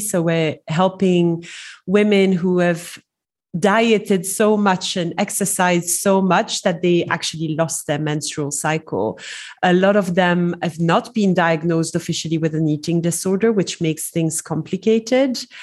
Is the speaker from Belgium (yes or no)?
yes; Belgium; moved away as an adult; now in Dubai, United Arab Emirates; I'm originally from Belgium, uh, so I speak French and English fluently